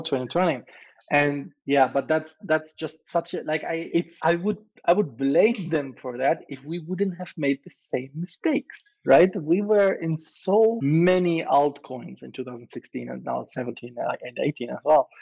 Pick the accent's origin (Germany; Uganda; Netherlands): Germany; moved away; also born or lived in Malta; I'm from Europe, right? I'm originally German, and say originally I'm still German, but I, have left Germany a long time ago